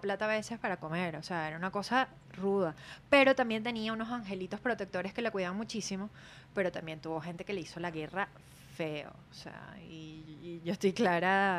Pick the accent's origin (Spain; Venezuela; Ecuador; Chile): Venezuela; Maracay, Aragua; yo nací en Aragua, en Maracay, y representé Distrito Federal